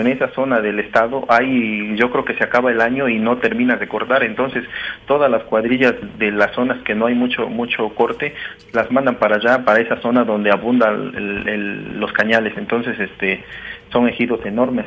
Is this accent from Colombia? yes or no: no; Dos Ríos, Mexico; de acá de donde yo soy